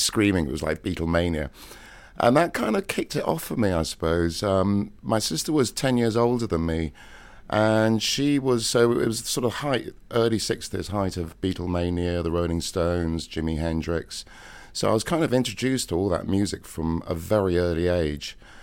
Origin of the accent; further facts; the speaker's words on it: Cheltenham, South West England, United Kingdom; moved away; my hometown, Cheltenham, in Gloucestershire